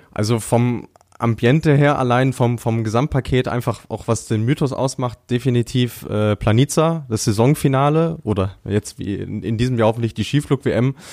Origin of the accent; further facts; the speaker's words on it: Bielefeld, North Rhine-Westphalia, Germany; ganz recht, ich komme aus Bielefeld, bin äh, als freier Journalist tätig.